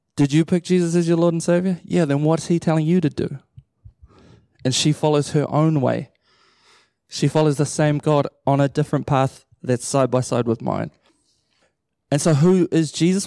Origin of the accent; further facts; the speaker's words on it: Matamata, Waikato, New Zealand; also born or lived in Pukekohe / Auckland; I grew up in Matamata my whole life. I was born in Pukekohe, and then I moved down there when I was a baby, and then stayed there till I was eighteen